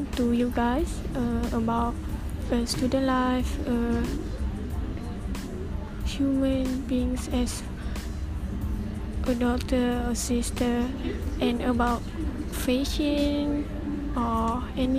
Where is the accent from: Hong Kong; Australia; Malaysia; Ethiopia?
Malaysia; Kelantan; English is a second language; I am from Kelantan